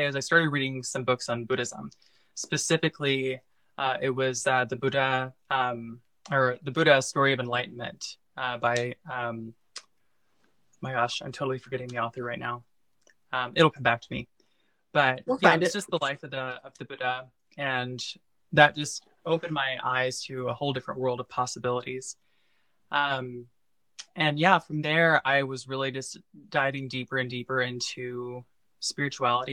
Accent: Missouri, United States; I'm originally from Missouri, and I was raised in a very like conservative Bible Belt area in the Midwest

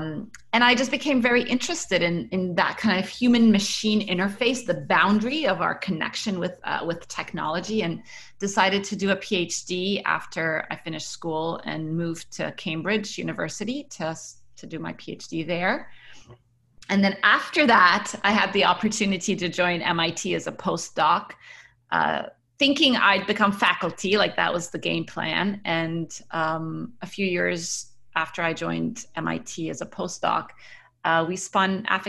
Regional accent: United Arab Emirates; also born or lived in Cairo, Egypt / Kuwait; Yes, I was born in Cairo, Egypt, and I grew up around the Middle East. So my parents worked in Kuwait until the first Gulf War, after which we moved to the United Arab Emirates, and I was there until I finished high school.

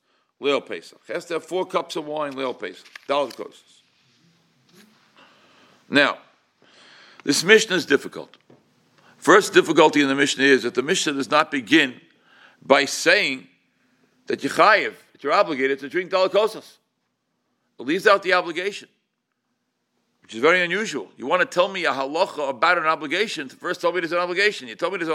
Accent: New York City, New York, United States; when I was at Shul growing up in Crown Heights

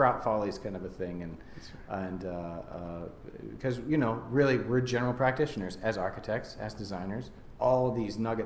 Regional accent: United States; we Americans

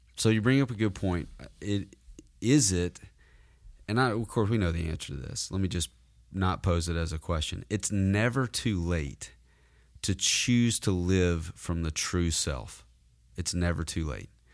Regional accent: the South, United States; I was that way growing up in the South.

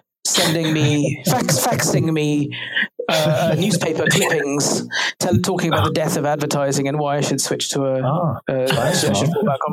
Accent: Durban, KwaZulu-Natal, South Africa; moved away as an adult; also born or lived in Cape Town, South Africa; now in London, United Kingdom; I am South African. I'm from Durban on the east coast in South Africa

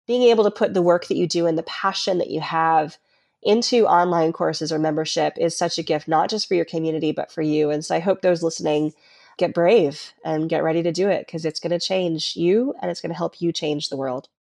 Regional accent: Colorado, United States; I was raised in Colorado

